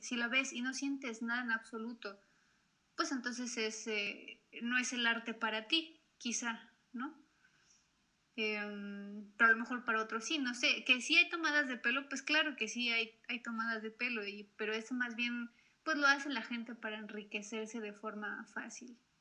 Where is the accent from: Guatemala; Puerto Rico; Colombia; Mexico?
Mexico; mi país